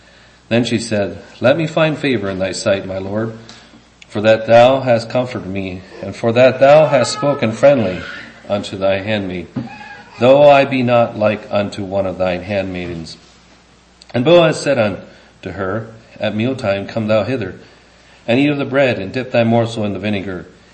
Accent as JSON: {"language": "English", "region": "England", "country": "United Kingdom", "said": "guess if you know Dutch, there must be some adjectives that you can express in there that, for me as an Englishman, I don't get."}